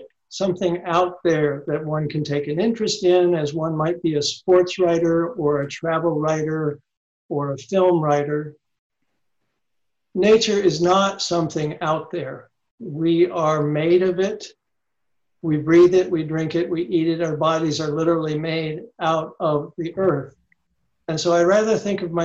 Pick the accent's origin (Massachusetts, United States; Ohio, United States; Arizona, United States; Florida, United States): Ohio, United States; moved away as an adult; also born or lived in Tennessee; now in Indiana, United States; I grew up in Ohio, I'm sorry, and I was born in the South in Tennessee